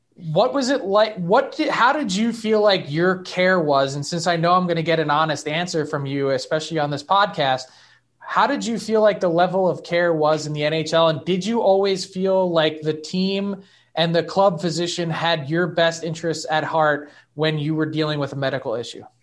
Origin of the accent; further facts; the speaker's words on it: Philadelphia, Pennsylvania, United States; I am from Philly